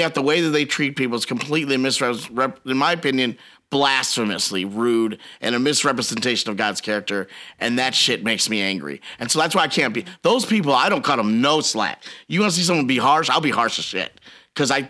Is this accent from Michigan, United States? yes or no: no; Biloxi, Mississippi, United States; I grew up on old school gospel music because I grew up in Biloxi